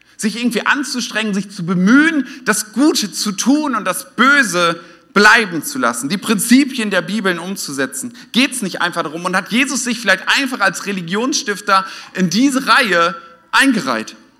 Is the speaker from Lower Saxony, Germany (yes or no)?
yes; Oldenburg, Lower Saxony, Germany; now in Westhausen, Germany; ich komme eigentlich aus Norddeutschland und da haben wir nicht so viele Feuerwehrfeste, zumindest nicht in Oldenburg in der, in der Stadt